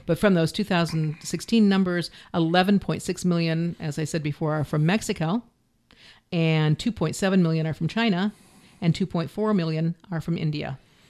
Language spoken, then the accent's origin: English; Canada; I'm from Canada.